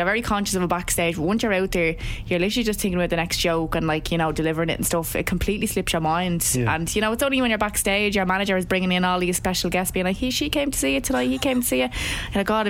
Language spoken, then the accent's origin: English; Dublin, Leinster, Ireland; it's my hometown, it's Dublin.